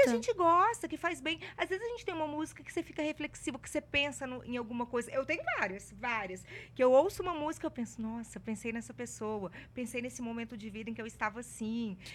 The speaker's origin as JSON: {"language": "Portuguese", "town": "Ouro Preto", "region": "Minas Gerais", "country": "Brazil", "tie": "born or raised there", "moved": "yes", "lives_now": "Belo Horizonte, Brazil", "said": "Mas eu não sou de Belo Horizonte. Eu sou do interior. Eu nasci em Ouro Preto"}